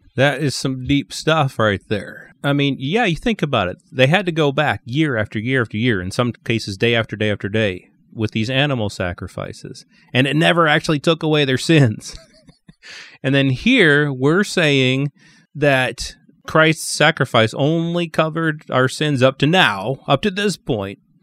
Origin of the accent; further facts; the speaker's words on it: St. Louis, Missouri, United States; I was born in Saint Louis and have always been a Cardinals fan.